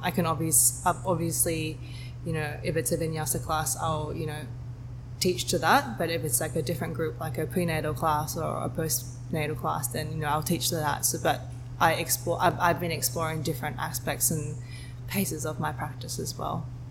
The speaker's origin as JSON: {"language": "English", "town": "Sydney", "region": "New South Wales", "country": "Australia", "tie": "born or raised there", "also_born_or_lived": "Hong Kong / Singapore", "moved": "as an adult", "said": "I was born in Sydney. I grew up in Sydney most of my life"}